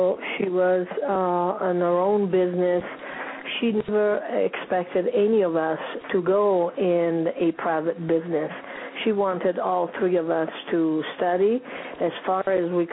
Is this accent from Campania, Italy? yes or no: no; Bari, Apulia, Italy; English is a second language; moved away as an adult; now in United States; I came from Italy. I was born in Bari